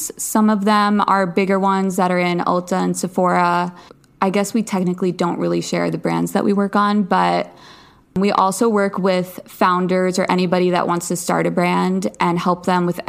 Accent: Long Island, New York, United States; also born or lived in Los Angeles; now in New York City, United States; I grew up on Long Island, but I live in New York City now

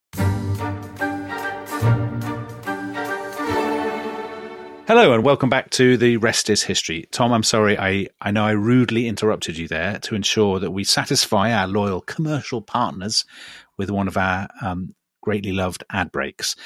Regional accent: United Kingdom; the maps that we grew up with in Britain

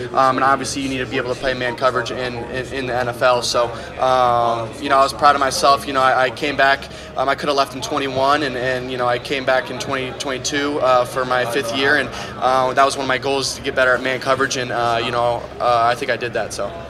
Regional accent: Iowa, United States; I'm from Iowa.

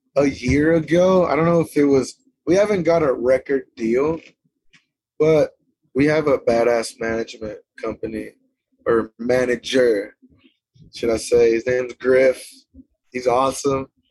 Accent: Lipan, Texas, United States; also born or lived in Stephenville, Texas; I'm from a town called Lipan, Texas. It's a little bitty town

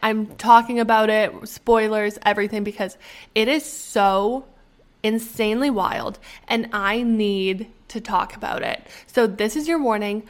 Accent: Canada; moved away; I'm Canadian

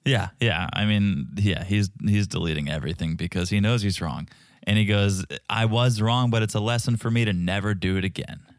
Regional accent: Connecticut, United States; I was from Connecticut

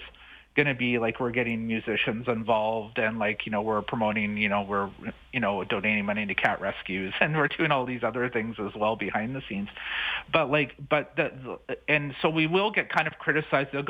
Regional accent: British Columbia, Canada; I'm originally from British Columbia

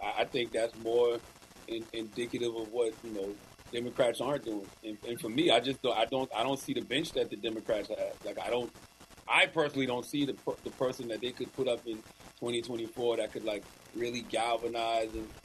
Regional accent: South Carolina, United States; I'm from the South. I'm from South Carolina.

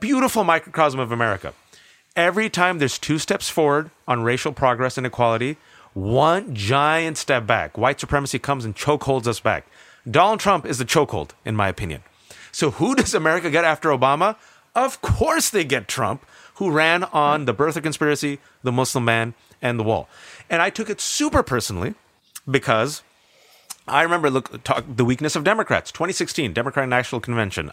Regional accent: Bay Area, California, United States; born and raised in the Bay Area, California

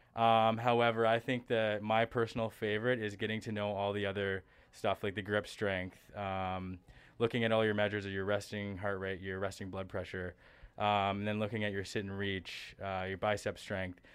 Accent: Stratford, Ontario, Canada; also born or lived in West Virginia; I'm local to the area, I'm from Stratford, Ontario

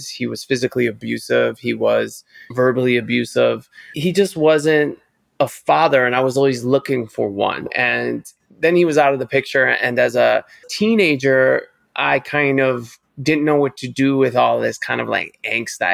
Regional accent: Cleveland, Ohio, United States; moved away; also born or lived in New York City / Paris; I grew up in Cleveland, Ohio

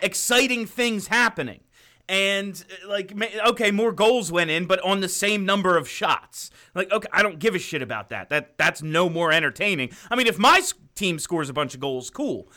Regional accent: New England, United States; accent: New England

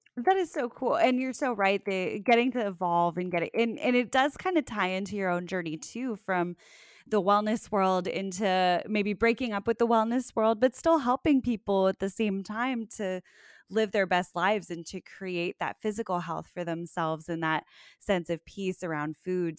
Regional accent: South Florida, United States; growing up in South Florida, you learn Spanish

